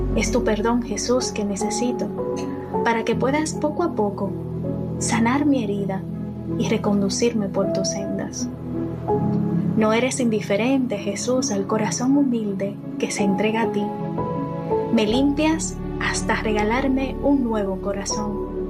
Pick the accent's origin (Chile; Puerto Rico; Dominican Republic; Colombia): Dominican Republic; moved away as an adult; soy de República Dominicana